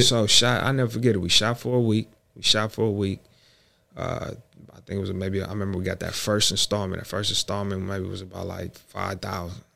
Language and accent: English; Bay Area, California, United States; growing up in the Bay Area